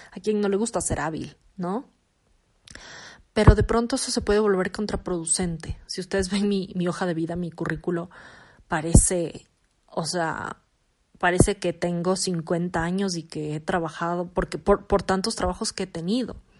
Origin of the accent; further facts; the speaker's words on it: Quito, Pichincha, Ecuador; soy ecuatoriana, nací en Ecuador, nací en Quito, eh, vivo actualmente en Quito